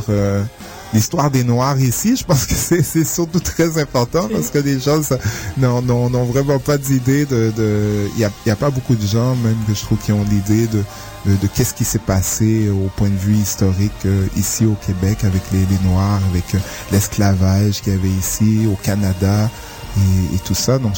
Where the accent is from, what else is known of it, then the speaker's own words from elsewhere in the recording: Haiti; born there; Oui, exactement. Oui, je suis né en Haïti.